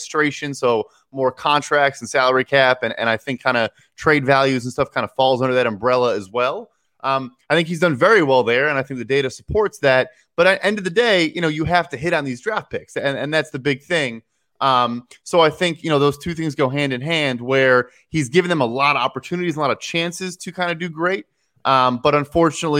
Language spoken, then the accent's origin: English; Chicago, Illinois, United States; I'm from Chicago